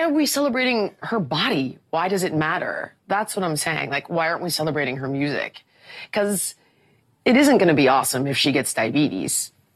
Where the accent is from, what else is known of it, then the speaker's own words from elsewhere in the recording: Minnesota, United States; I'm from Minnesota.